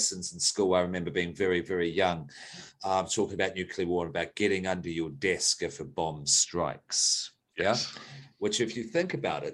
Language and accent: English; West Coast, New Zealand; also born or lived in Australia; I am Australian, but I grew up in New Zealand. So in 1984, I was certainly in New Zealand. And I was in rural New Zealand.